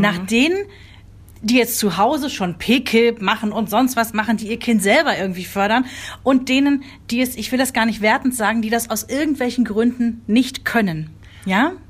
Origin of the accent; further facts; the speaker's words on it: Germany; bei uns in Deutschland